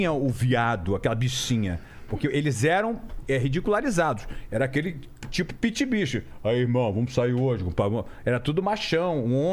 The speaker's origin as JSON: {"language": "Portuguese", "region": "Rio de Janeiro", "country": "Brazil", "said": "pô, sou carioca, meu irmão, dois quilos, caralho."}